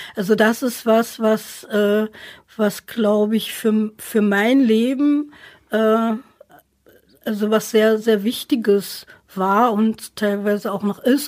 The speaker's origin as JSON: {"language": "German", "town": "Magdeburg", "region": "Saxony-Anhalt", "country": "Germany", "tie": "born or raised there", "also_born_or_lived": "Haldensleben / Jena / Cologne / Weimar", "moved": "yes", "lives_now": "Essen, Germany", "said": "ich bin in Magdeburg-Sudenburg aufgewachsen"}